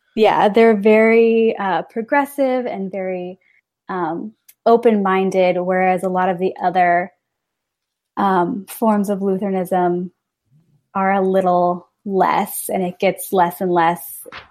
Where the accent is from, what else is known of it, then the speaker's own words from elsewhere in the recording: Northern Illinois, United States; now in Milwaukee, United States; I grew up in Northern Illinois, very rural Northern Illinois